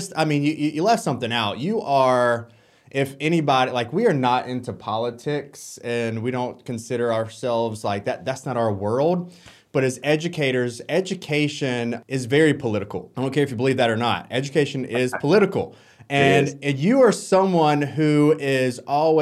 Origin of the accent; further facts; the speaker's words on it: Orangeburg, South Carolina, United States; I grew up in Orangeburg